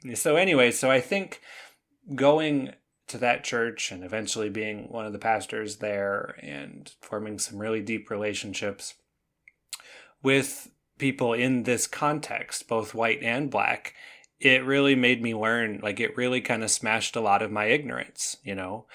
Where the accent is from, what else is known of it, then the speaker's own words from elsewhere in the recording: Canada; now in United States; I grew up in Canada